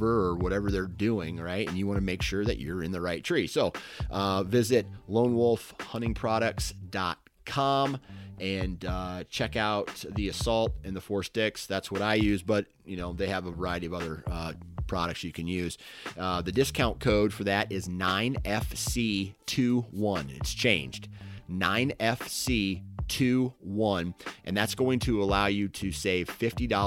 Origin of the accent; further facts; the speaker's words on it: Iowa, United States; I'm from Iowa